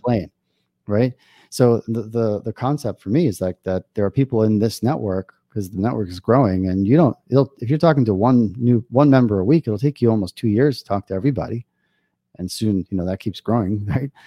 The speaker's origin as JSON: {"language": "English", "region": "New York", "country": "United States", "tie": "born or raised there", "moved": "yes", "lives_now": "Israel", "said": "I grew up in New York"}